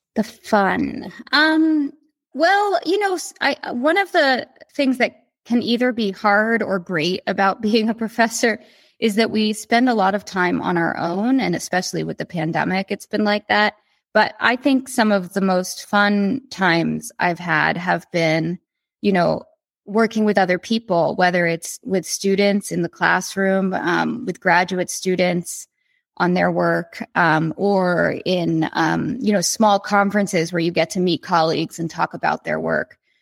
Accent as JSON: {"language": "English", "area": "the Poconos", "region": "Pennsylvania", "country": "United States", "tie": "born or raised there", "said": "I grew up in the Poconos in Pennsylvania."}